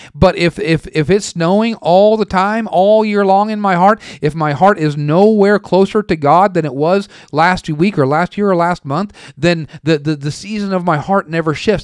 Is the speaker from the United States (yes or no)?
yes; western Oregon, United States; moved away; also born or lived in Tulsa; I'm from Oregon. the western part of Oregon